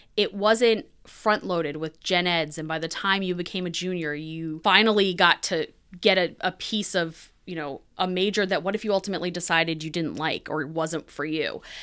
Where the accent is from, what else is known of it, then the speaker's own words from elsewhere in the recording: New Hampshire, United States; So I am originally from New Hampshire. I live there now